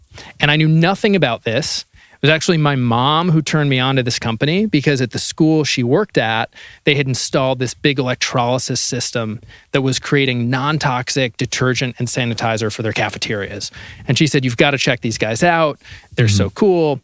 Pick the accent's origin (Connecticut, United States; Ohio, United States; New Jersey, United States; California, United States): Connecticut, United States; Greenwich; I'm originally from Greenwich, Connecticut